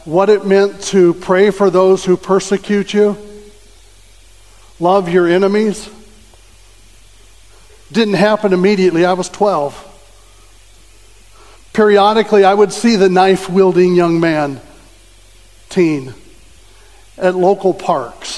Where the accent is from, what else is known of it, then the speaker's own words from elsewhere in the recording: Southern California, United States; I grew up in Southern California.